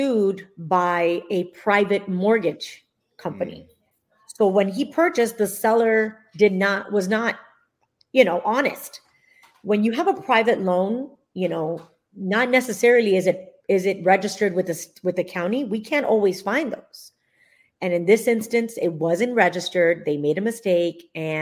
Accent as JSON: {"language": "English", "town": "Miami", "region": "Florida", "country": "United States", "tie": "born or raised there", "said": "I am a Florida native, born and raised in Miami"}